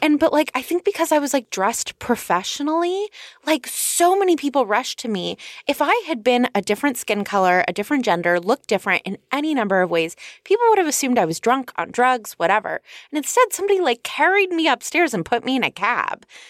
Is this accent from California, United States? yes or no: yes; California, United States; I'm from California